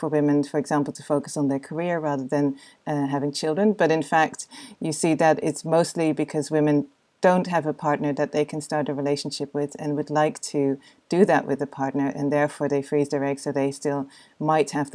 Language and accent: English; Netherlands; I come from the Netherlands